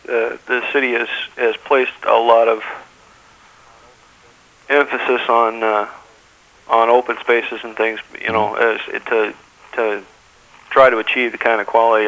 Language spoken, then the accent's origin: English; Eastern Oregon, United States; now in Corvallis, United States; I come from Eastern Oregon.